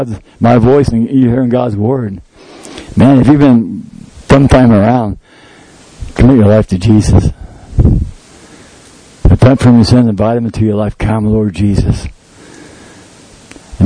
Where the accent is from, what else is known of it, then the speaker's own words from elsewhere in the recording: United States; as an American